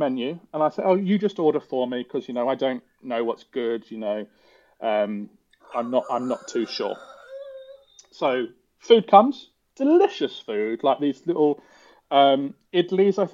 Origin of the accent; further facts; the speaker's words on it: England, United Kingdom; I'm an Englishman.